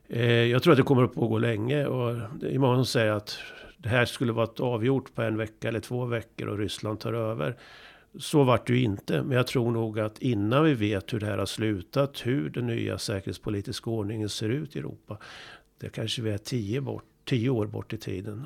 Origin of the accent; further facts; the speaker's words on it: Sweden; som svensk och i Sverige